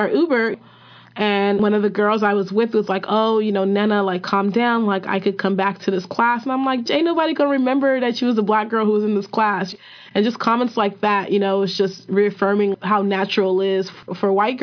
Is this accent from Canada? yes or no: no; Nigeria; I'm Nigerian.